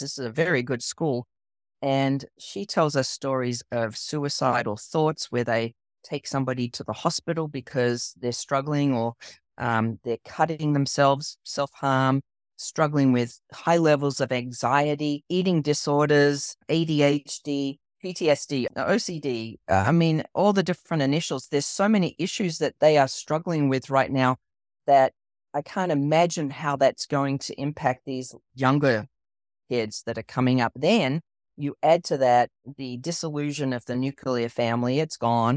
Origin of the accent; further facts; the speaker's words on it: Australia; moved away as an adult; now in United States; I grew up in Australia, I was born and raised in Australia, so you might notice my accent